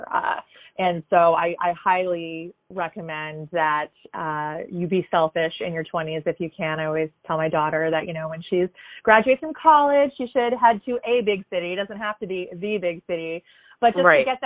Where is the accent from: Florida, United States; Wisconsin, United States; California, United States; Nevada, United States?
Florida, United States; Boca Raton; also born or lived in St. Augustine, Florida / New York City; I was born and raised. I'm one of those rare, actual, living, breathing Floridians. I grew up here